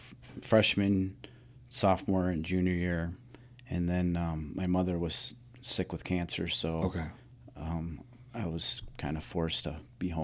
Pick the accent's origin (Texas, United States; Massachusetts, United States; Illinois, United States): Illinois, United States; Roscoe; Yeah, I'm from Roscoe. I went to Hononega. Okay. I graduated from Hononega, and I've lived in Roscoe my entire life.